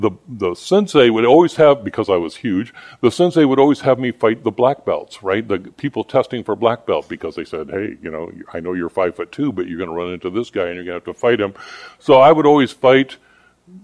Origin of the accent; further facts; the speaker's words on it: Pella, Iowa, United States; I grew up in Pella, Iowa, a little Dutch community